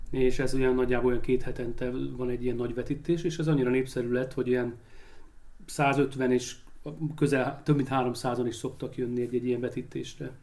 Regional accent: Szombathely, Vas, Hungary; Valamiért attól függetlenül, hogy én szombathelyi vagyok, meg itt éltem, meg itt, itt ide kötődöm, még így is nehéz volt.

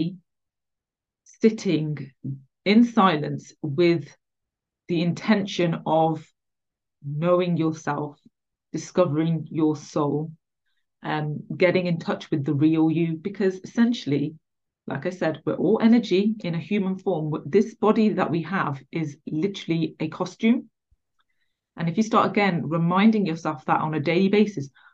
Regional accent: England, United Kingdom; I was born in England, so I'm English.

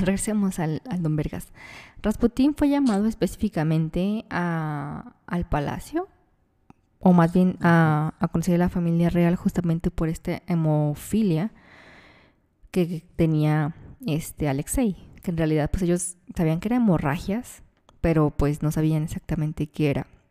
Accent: Mexico; nosotros como mexicanos o latinoamericanos

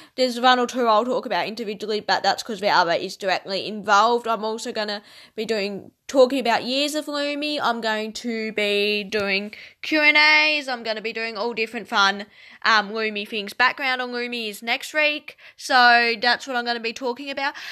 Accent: Tasmania, Australia; I am from Tasmania, which is an island at the bottom of Australia.

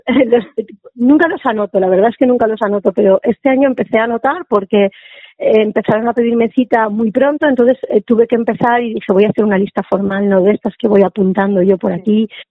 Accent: interior of Alicante, Valencian Community, Spain; soy del interior de Alicante

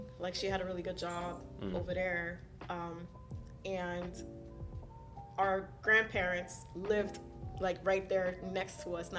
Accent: Miami, Florida, United States; first language Haitian Creole; English is a second language; also born or lived in Haiti; I grew up in South Florida, so okay. Miami.

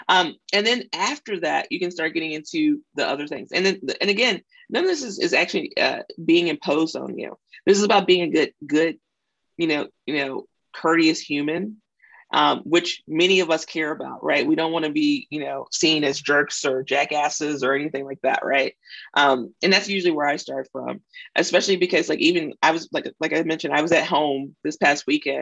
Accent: Mississippi, United States; I grew up in a very conservative background too. So I'm from Mississippi

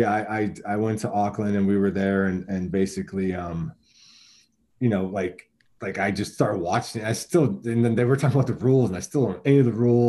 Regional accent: Buffalo, New York, United States; I grew up in Buffalo

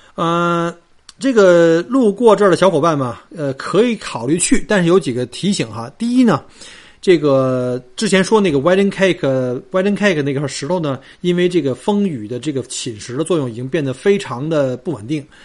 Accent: Melbourne, Victoria, Australia; 我们墨尔本人老是以自己是最宜居城市冠军七年哈，呃，自居

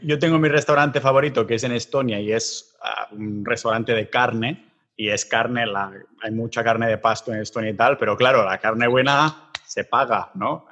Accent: Catalonia, Spain; como somos catalanes

